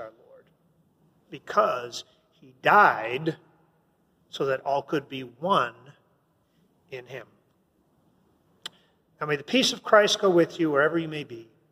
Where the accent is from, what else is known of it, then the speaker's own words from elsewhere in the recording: Canada; I'm a Canadian, man. I wasn't even part of America.